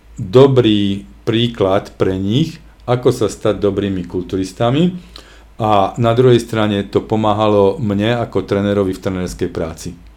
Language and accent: Slovak; Košice, Košice Region, Slovakia; u nás v Košiciach